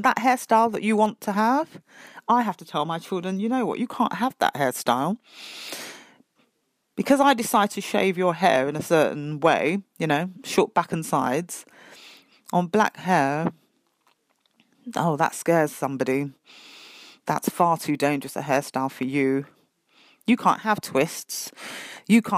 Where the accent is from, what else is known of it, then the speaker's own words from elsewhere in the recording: United Kingdom; I was being very British